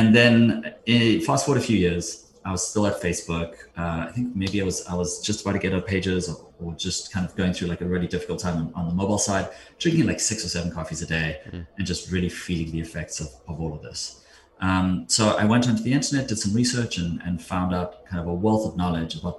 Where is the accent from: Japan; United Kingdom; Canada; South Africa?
South Africa; moved away as an adult; now in United States; I grew up in South Africa, moved to the States in 2002.